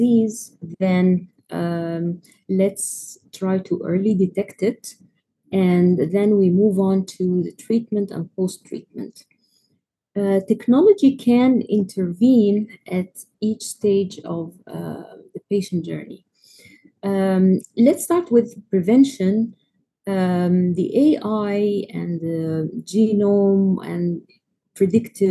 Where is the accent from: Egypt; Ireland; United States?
Egypt; I am from Egypt